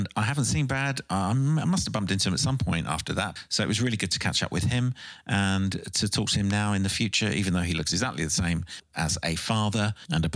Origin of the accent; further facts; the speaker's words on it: London, United Kingdom; I grew up in London, right? So I used to go to school on the tube